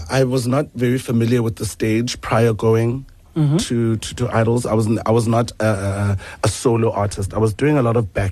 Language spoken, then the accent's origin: English; Port Elizabeth, Eastern Cape, South Africa; now in Johannesburg, South Africa; So I was born in Port Elizabeth